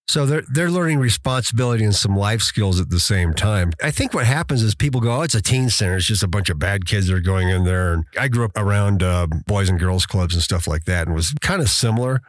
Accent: Durango, Colorado, United States; now in Teller County, United States; I grew up in the San Juan area. So, you know, even then Durango was a little bit bigger town

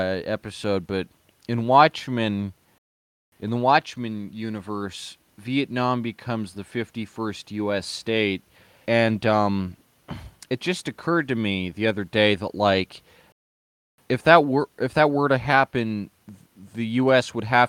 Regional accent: United States; I've grown up in America

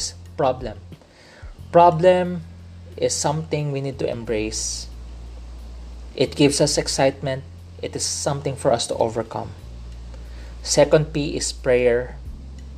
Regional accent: Philippines; I realized I am a Filipino. I am in the Philippines

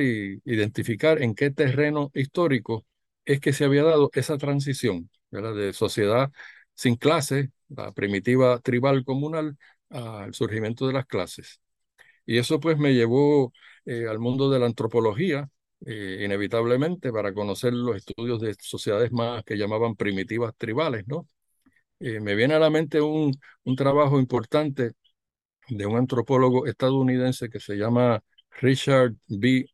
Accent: Puerto Rico; el español que hablamos en Puerto Rico

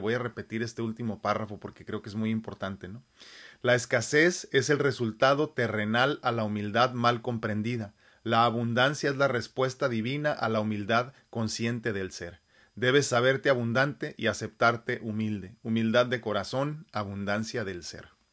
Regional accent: Mexico; mi cerebro de humano mexicano

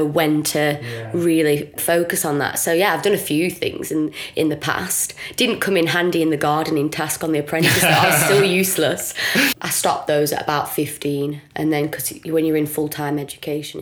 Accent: Blackburn, North West England, United Kingdom; I'm just from Blackburn

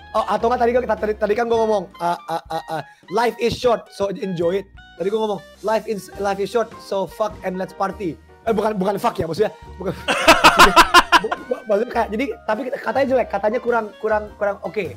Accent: Jakarta, Indonesia; Gue setengah Flores, setengah Manado, lahir di Jakarta. Gue orang Indonesia.

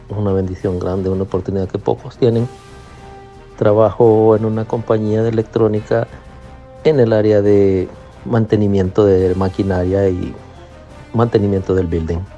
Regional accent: El Salvador; moved away as an adult; now in Rhode Island, United States; desde Rhode Island, el estado más pequeño de la nación pues aquí viviendo el sueño americano como todo salvadoreño, luchando por el bienestar de nuestras familias. Hace siete años emigré a este país

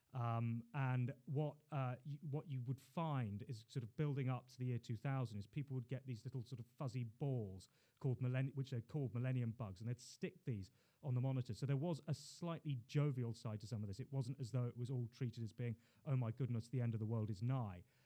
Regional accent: London, United Kingdom; also born or lived in Hull / China; I was born in Queen Mary's Hospital. Uh, grew up in Putney

